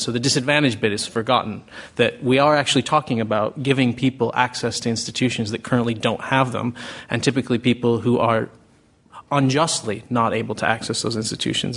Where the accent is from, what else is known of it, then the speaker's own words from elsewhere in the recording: United States; accent: American; moved away as an adult; now in United Kingdom; I haven't lost my American accent despite living here 20 years